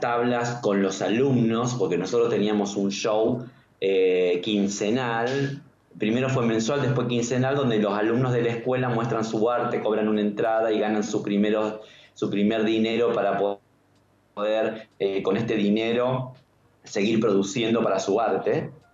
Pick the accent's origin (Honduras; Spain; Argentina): Argentina; yo soy argentino y obviamente viví más tiempo acá que en cualquier otro lugar del mundo